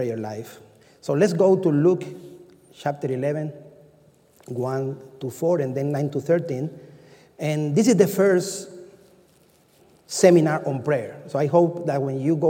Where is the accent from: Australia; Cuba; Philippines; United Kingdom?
Cuba; moved away; I'm from Cuba